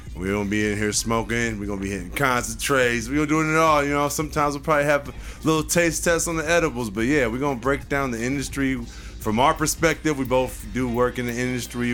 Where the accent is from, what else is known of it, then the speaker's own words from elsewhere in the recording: Puget Sound, Washington, United States; I come from Washington State, Puget Sound. Grew up, you know, between Federal Way, Tacoma, Kent.